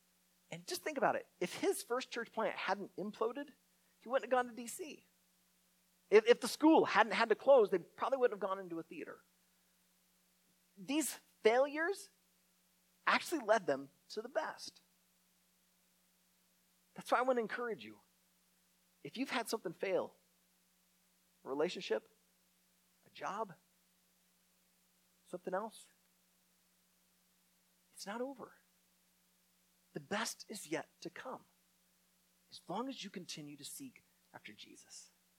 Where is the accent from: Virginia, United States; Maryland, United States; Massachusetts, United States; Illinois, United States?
Illinois, United States; Naperville; My wife and I grew up in Naperville, a western suburb of Chicago.